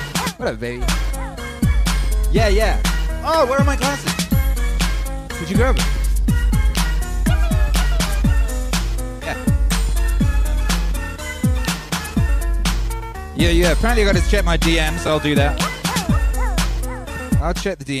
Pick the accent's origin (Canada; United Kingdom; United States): United Kingdom; I'm British